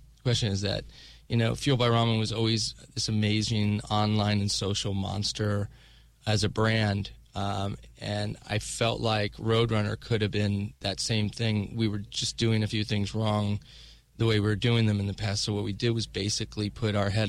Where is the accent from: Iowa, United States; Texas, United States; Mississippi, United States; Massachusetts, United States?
Texas, United States; Dallas; moved away as an adult; also born or lived in Los Angeles; now in New York, United States; Dallas is my hometown, I moved away from there now 20 years ago.